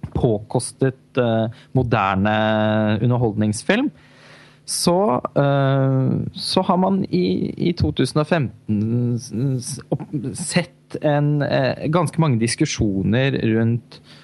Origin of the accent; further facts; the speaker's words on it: Halden, Østfold, Norway; moved away; also born or lived in Oslo; min eh, hjemby Halden, hvor jeg var hjemme i julen